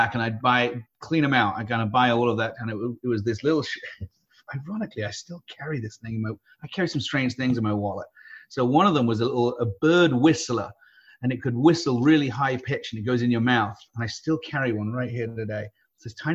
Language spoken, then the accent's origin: English; United Kingdom; now in San Diego, United States; I grew up in the UK. So I'm a Brit by birth, American by choice